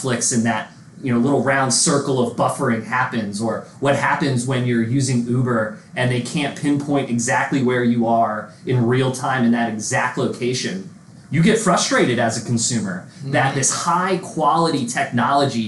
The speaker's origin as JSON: {"language": "English", "area": "right outside the Philadelphia area", "region": "Pennsylvania", "country": "United States", "tie": "born or raised there", "said": "I played a bit of music with a group of guys out of my hometown right outside the Philadelphia area"}